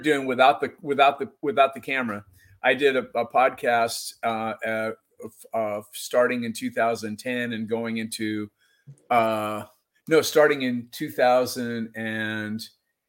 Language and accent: English; Seattle, Washington, United States; now in Indianola, United States; I grew up by Green Lake, which is a place that a lot of people have maybe heard of, and it's kind of near the U District